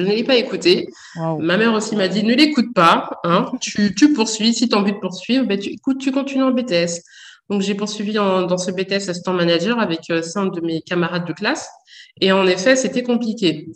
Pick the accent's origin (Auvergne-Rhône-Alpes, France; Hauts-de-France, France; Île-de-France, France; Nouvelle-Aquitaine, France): Île-de-France, France; Saint-Denis; j'ai grandi à Saint-Denis